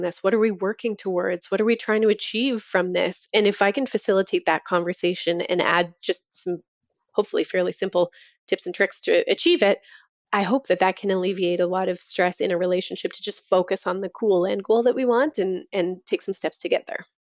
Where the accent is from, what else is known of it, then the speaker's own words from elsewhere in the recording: Toronto, Ontario, Canada; moved away; I'm from Toronto originally